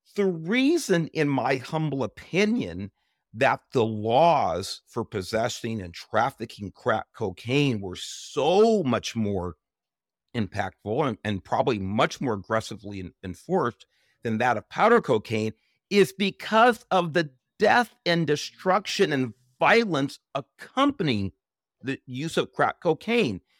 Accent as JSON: {"language": "English", "town": "Los Angeles", "region": "California", "country": "United States", "tie": "born or raised there", "said": "I grew up in Southeast Los Angeles"}